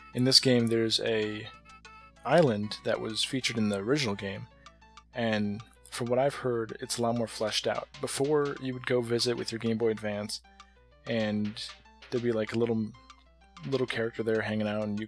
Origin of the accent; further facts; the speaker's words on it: United States; as an American